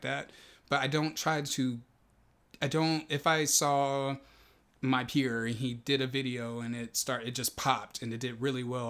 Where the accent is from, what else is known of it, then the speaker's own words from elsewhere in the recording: Texas, United States; now in Los Angeles, United States; I grew up in Texas